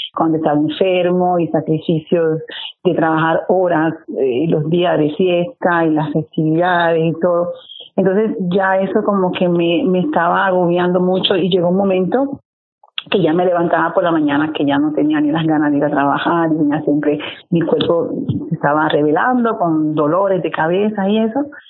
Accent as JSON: {"language": "Spanish", "region": "Santiago de Cuba", "country": "Cuba", "moved": "as an adult", "lives_now": "Udine, Italy", "said": "yo soy original de Cuba, de Santiago de Cuba, y vivo en Italia hace casi 20 años"}